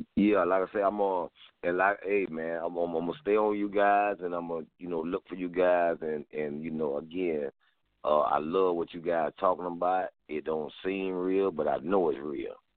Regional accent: Florida, United States; I'm from Florida

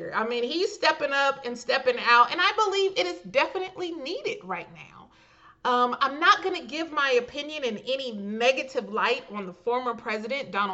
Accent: California, United States; hailing from my home state, California.

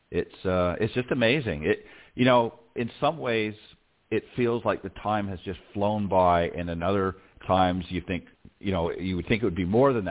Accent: Hamilton, Ontario, Canada; also born or lived in Toronto / Halifax; I unfortunately I'm from flat Ontario, so we don't have too many mountains in in Ontario. But um, born in Hamilton, uh, lived a lot of my life in Toronto, um, and a little bit out in Halifax, Nova Scotia for a few years as well.

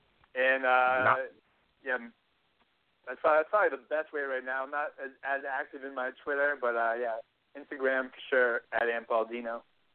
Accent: Massachusetts, United States; moved away; I'm from Massachusetts.

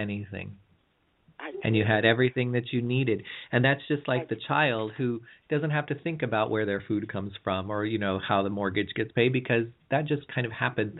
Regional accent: California, United States; I'm from California

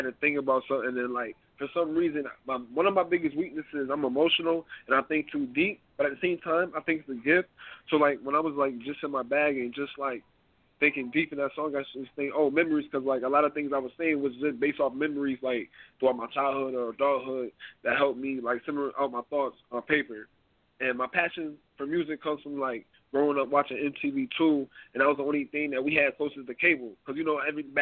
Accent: Syracuse, New York, United States; I'm from Syracuse, New York.

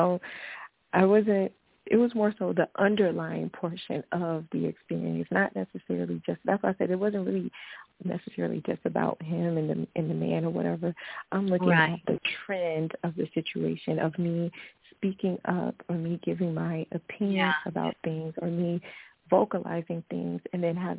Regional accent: the South, United States; I'm from the South. We say grown

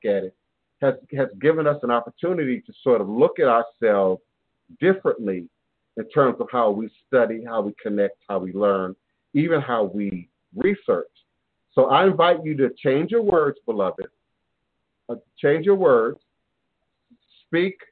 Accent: Maryland, United States; born or raised there; also born or lived in Chicago, Illinois

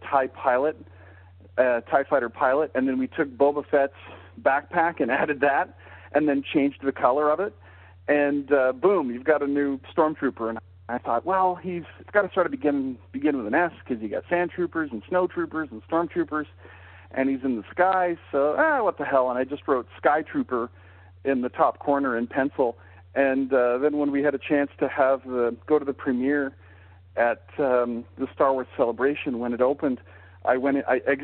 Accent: Calgary, Alberta, Canada; growing up in Calgary, Canada

